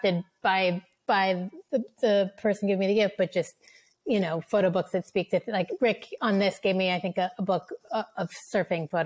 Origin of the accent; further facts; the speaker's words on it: Cambridge, Massachusetts, United States; I grew up in Cambridge and I had, spent my childhood going to the big marquee blockbuster theaters.